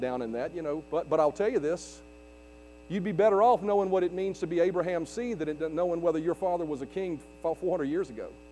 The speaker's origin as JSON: {"language": "English", "country": "United States", "said": "there's a greater lineage that I have in my life than just being an American or being Eastern Europeish"}